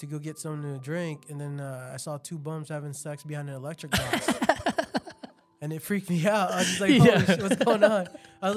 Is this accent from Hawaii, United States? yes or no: yes; Hawaii, United States; now in Las Vegas, United States; That's how people from Hawaii are